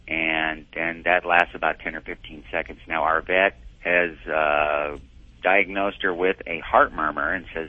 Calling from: Kamiah, Idaho, United States; Kamiai, Idaho.

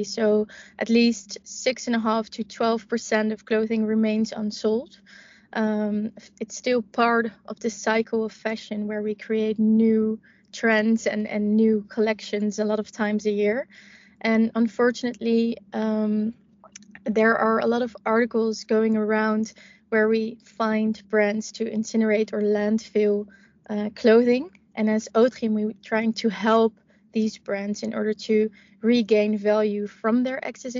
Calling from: Amsterdam, North Holland, Netherlands; I'm dialing in from Amsterdam, from our hub at the Houthaven.

